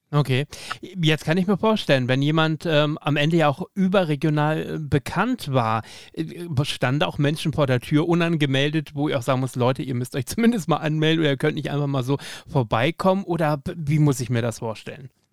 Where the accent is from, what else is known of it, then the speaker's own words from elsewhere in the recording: Emden, Lower Saxony, Germany; moved away as an adult; now in Bavaria, Germany; Ich bin ja auch aus Friese gebürtig, Emder